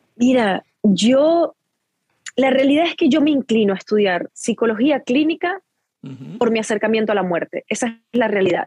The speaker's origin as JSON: {"language": "Spanish", "country": "Venezuela", "also_born_or_lived": "Guatire", "moved": "yes", "said": "soy venezolana y yo vengo de ahí y esa es mi gente, ese es mi origen"}